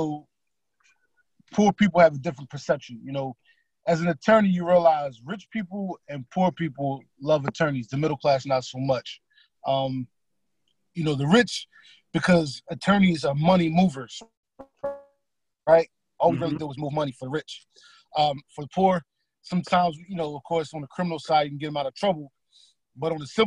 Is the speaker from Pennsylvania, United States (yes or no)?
yes; Philadelphia, Pennsylvania, United States; I'm from Philly.